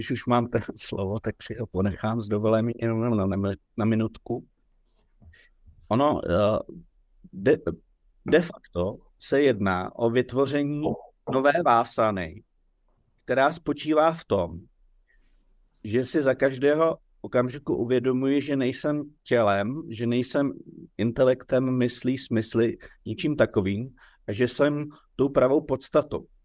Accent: Roudnice nad Labem, Ústí nad Labem Region, Czechia; born there; narodil jsem se v Roudnici toho a toho roku.

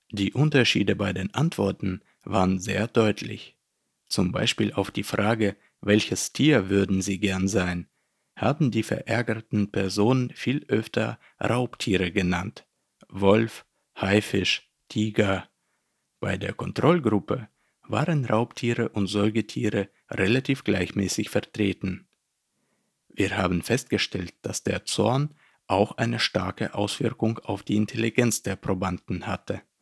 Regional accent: Berlin, Germany; Und wie es sich für einen Ärgerer ziemt, komme ich natürlich aus Berlin.

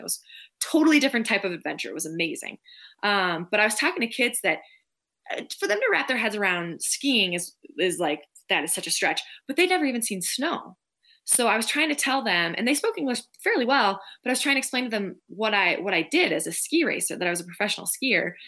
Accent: Minneapolis, Minnesota, United States; now in Park City, United States; I grew up right in the Twin Cities, right outside Minneapolis

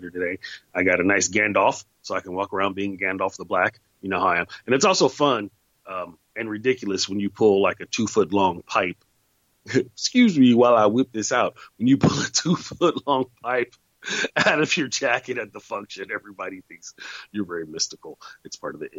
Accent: the Bay Area, California, United States; also born or lived in Oakland; I grew up in the Bay Area. I lived in Oakland for a while.

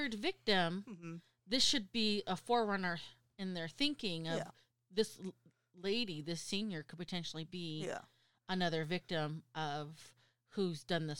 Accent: United States; I'm American

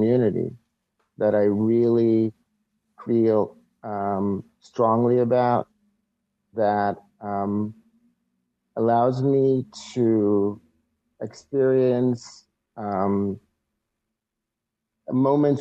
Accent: Israel; moved away as an adult; now in United States; I'm originally from Israel, where I lived most of my life. I'm 44, so almost 40 years there. As a wrestling fan, grew up as a wrestling fan in Israel.

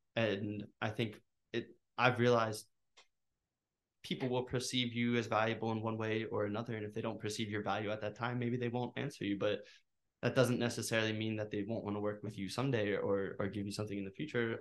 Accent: Norristown, Pennsylvania, United States; also born or lived in Northern Liberties, Philadelphia; I'm from Norristown

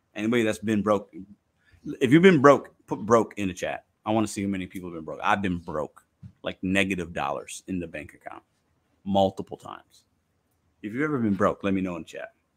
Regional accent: Chicago, Illinois, United States; also born or lived in Midwest; I was born in Chicago. I got a little city boy in me

